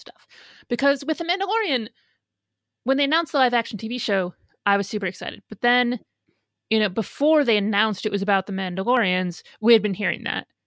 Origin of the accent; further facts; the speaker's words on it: Midwest, United States; now in New York, United States; I grew up in the Midwest